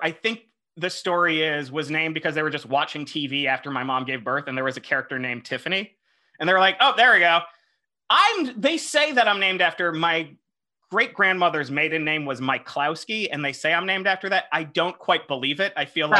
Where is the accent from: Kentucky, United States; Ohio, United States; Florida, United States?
Florida, United States; Broward County, near Fort Lauderdale, South; I grew up in South Florida in Broward County, right outside Fort Lauderdale, about an hour north of Miami.